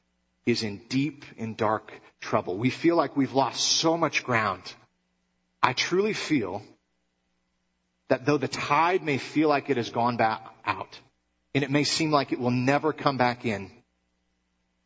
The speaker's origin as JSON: {"language": "English", "region": "Michigan", "country": "United States", "tie": "born or raised there", "moved": "yes", "said": "I grew up in Michigan"}